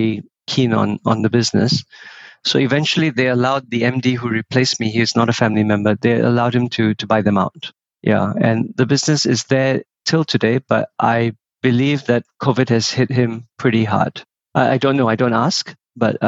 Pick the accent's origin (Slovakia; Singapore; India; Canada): Singapore; I was born in Singapore. I never saw anything above Bukit Timah Hill